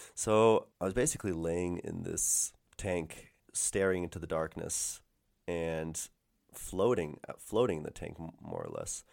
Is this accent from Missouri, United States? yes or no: yes; St. Louis, Missouri, United States; moved away; back in my hometown in Saint Louis